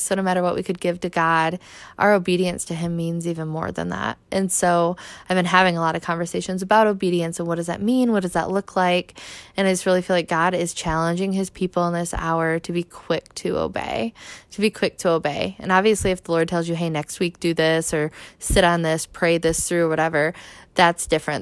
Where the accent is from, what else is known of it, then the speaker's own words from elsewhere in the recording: Michigan, United States; I'm originally from Michigan